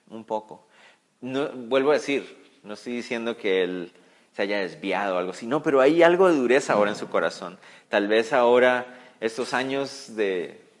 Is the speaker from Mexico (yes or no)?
no; Israel; No, no somos espías. Somos, somos israelitas, venimos d